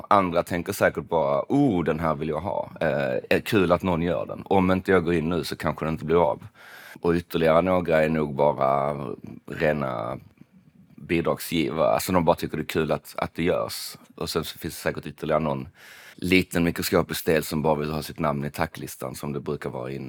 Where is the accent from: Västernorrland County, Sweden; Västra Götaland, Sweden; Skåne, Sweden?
Skåne, Sweden; Malmö; För att jag är från Malmö och det låter apart konstigt att säga.